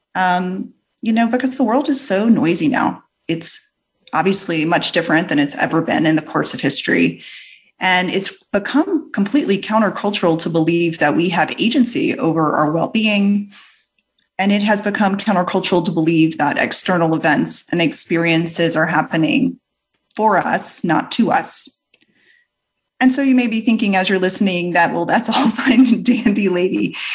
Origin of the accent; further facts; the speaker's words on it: New Orleans, Louisiana, United States; my Southern parents as I hail from New Orleans